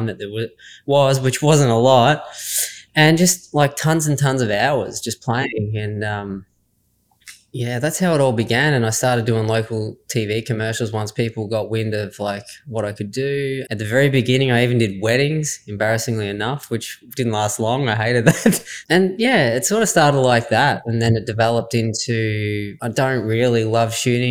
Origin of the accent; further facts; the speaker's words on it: Swan Hill, Victoria, Australia; I grew up in Swan Hill, Victoria, and it's obviously where I am now as well